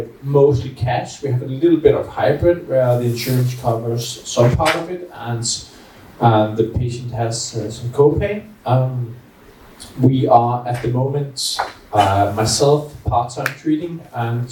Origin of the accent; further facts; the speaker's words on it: Copenhagen, Capital Region of Denmark, Denmark; I'm from Denmark, Copenhagen.